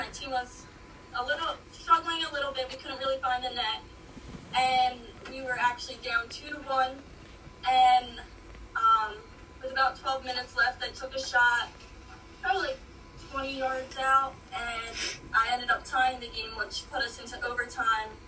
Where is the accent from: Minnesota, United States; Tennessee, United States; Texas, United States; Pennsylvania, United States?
Pennsylvania, United States; Langhorne; I'm from Langhorne, Pennsylvania.